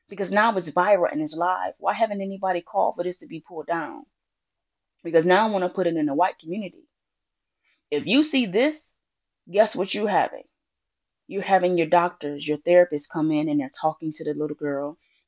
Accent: Detroit, Michigan, United States; our black schools in my hometown in Detroit

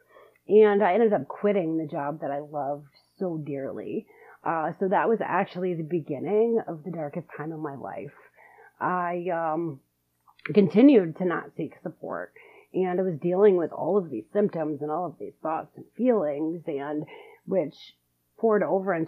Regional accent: Detroit, Michigan, United States; I am from Metro Detroit, Michigan

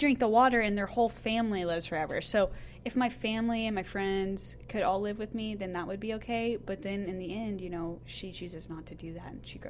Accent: Cedar Rapids, Iowa, United States; now in Oklahoma, United States; She might like my hometown. Cedar Rapids, Iowa isn't bad.

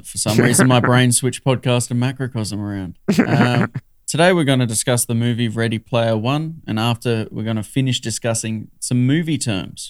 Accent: Australia; I'm best classified as an Australian bogan.

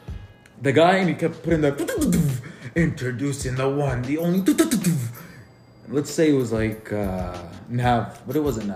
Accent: Lebanon; I'm Lebanese

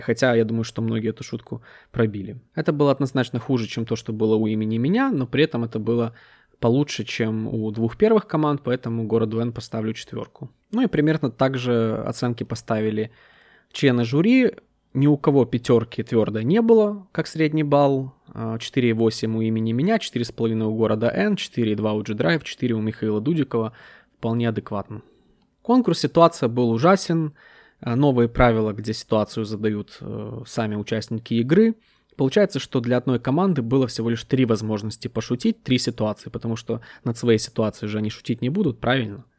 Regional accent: Ukraine; я из Украины

